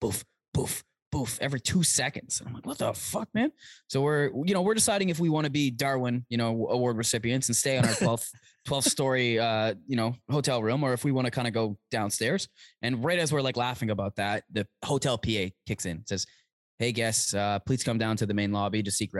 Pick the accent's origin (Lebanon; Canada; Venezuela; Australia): Canada; Toronto, Ontario; I'm from Toronto.